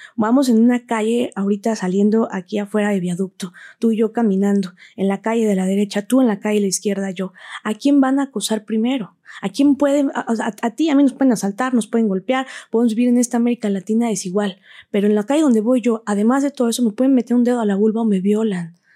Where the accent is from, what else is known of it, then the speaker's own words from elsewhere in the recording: Huauchinango, Puebla, Mexico; soy originaria de Huachinango, Puebla, ahí nací, ahí crecí